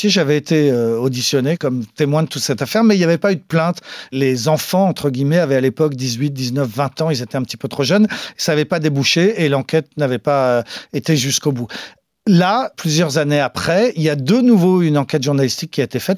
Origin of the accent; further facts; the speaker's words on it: Brittany, France; alors que j'ai grandi en Bretagne et qu'on est breton, mais qu'en même temps, je suis malien.